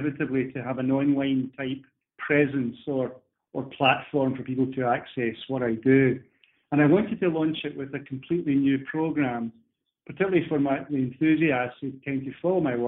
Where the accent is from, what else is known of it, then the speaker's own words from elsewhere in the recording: Scotland, United Kingdom; being a Scotsman myself